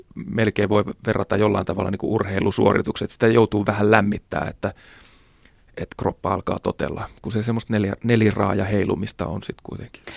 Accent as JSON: {"language": "Finnish", "town": "Kauhajoki", "region": "South Ostrobothnia", "country": "Finland", "tie": "born or raised there", "said": "Pieni paikkakunta Kauhajoki, mistä mäkin olen kotoisin"}